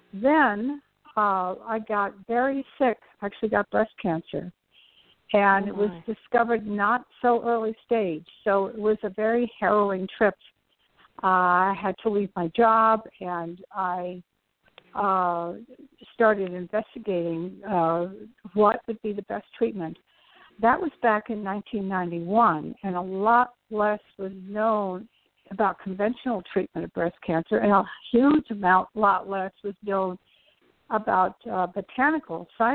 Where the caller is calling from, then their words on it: New York City, New York, United States; From New York City.